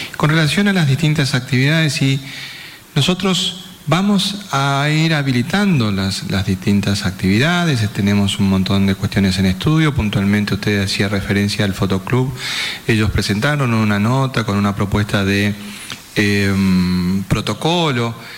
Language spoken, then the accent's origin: Spanish; Formosa, Argentina